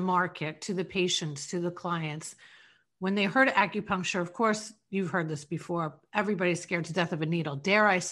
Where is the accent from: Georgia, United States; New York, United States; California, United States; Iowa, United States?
New York, United States; Long Island; now in St. Petersburg, United States; I was raised in Long Island